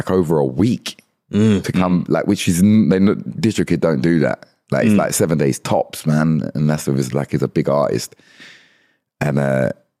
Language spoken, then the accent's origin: English; London, United Kingdom; born or raised there; now in Kent, United Kingdom